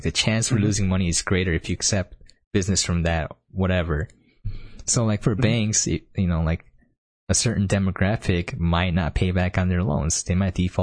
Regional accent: United States; growing up in America

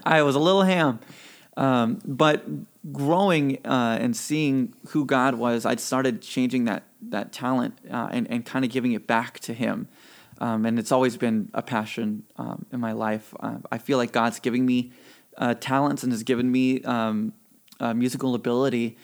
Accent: Mississippi, United States; also born or lived in California; I was born in California and raised in Mississippi

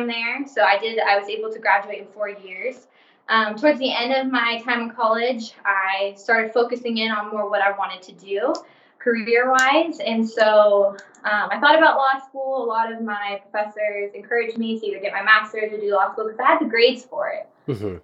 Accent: Fresno, California, United States; I'm from Fresno.

